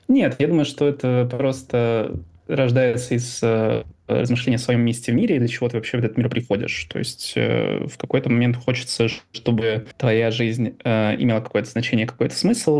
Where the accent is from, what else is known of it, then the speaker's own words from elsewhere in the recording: Ivanovo, Ivanovo Oblast, Russia; moved away; Родился в 88 году в городе Иваново. Славный текстильный край. Люблю говорить о том, откуда я родом